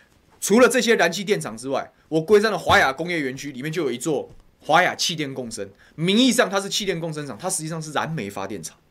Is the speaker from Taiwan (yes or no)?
yes; Taoyuan, Taiwan; 那我是桃园人，我就讲桃园家乡的事情。